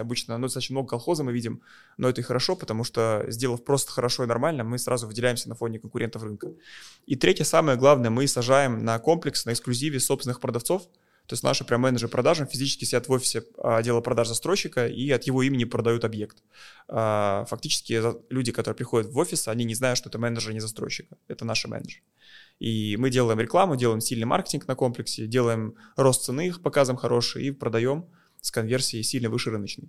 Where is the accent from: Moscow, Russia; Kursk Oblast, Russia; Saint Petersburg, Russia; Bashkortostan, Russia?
Moscow, Russia; я из России, я из Москвы